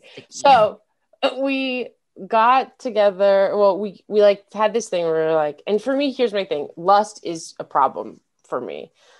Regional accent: Denver, Colorado, United States; moved away; I'm from Denver.

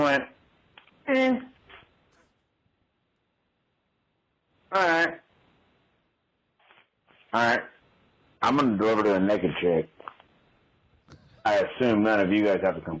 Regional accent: Central Kansas, United States; I'm from Central Kansas.

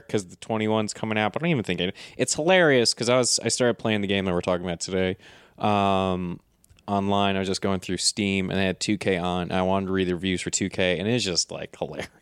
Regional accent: United States; I've just been so hardcore about being an American my whole life

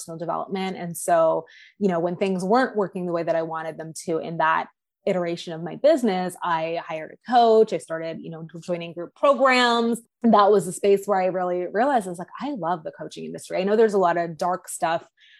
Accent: Canada; also born or lived in Toronto, Ontario; So I am a Canadian. I'm in the country we currently know as Canada. I live just outside of Toronto, Ontario

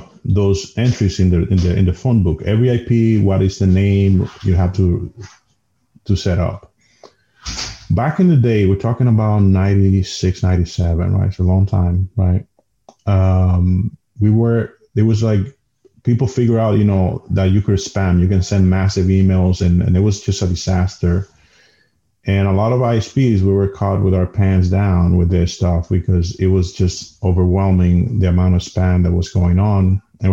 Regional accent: Dominican Republic; first language Spanish; English is a second language; moved away as an adult; now in United States; I come from Dominican Republic. I'm Latino.

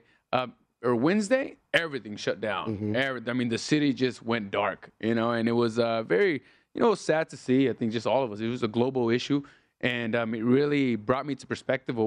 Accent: Los Angeles, California, United States; now in Las Vegas, United States; I was born in Los Angeles

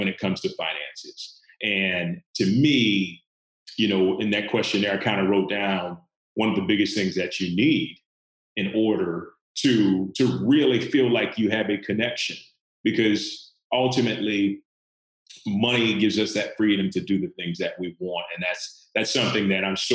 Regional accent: the Bible Belt in the Deep South, United States; I grew up in the Bible Belt in the Deep South

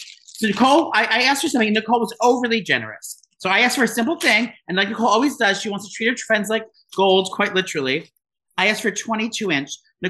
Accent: New Jersey, United States; I'm proud to say I'm from New Jersey.

